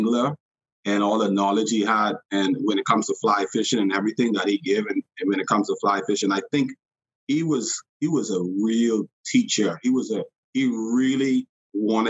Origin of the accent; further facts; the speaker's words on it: Bahamas; I grew up in the Bahamas and I fished all the time